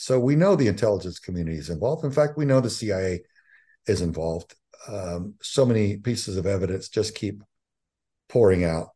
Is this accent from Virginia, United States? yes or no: no; Southern Texas, United States; I, I grew up in Southern Texas